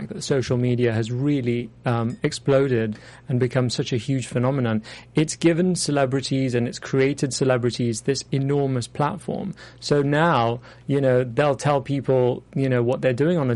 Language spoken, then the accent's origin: English; London, United Kingdom; moved away as an adult; now in Los Angeles, United States; as a Londoner, I have to say, no matter how, I think even if I'll be here for 50 years, it'll always be new for me, because having had that, you know, that upbringing in London